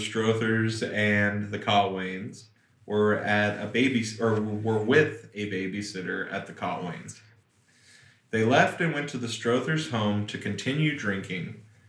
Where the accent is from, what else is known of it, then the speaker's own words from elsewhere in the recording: Kentucky, United States; So this mystery comes to us from my home state of Kentucky.